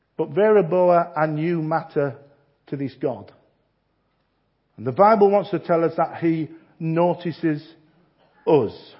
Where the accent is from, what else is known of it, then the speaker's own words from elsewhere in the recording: Yorkshire and the Humber, United Kingdom; I'm a Yorkshireman